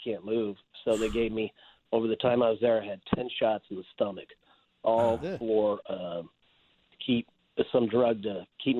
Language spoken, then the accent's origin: English; Chicago, Illinois, United States; Even though I'm from Chicago, I still listen to you guys on the .com app.